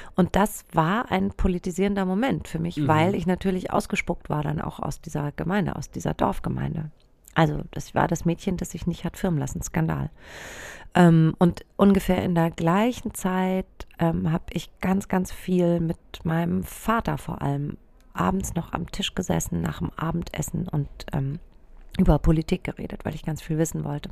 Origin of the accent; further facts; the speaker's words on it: Germany; ich bin in so einem kleinen Dorf aufgewachsen im Spessart.